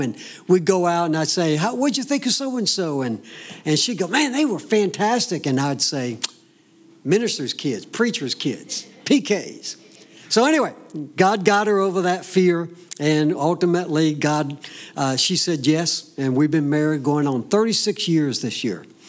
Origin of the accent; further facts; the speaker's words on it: the South, United States; growing up in the South, you you raise up in a home that understands that you go to church.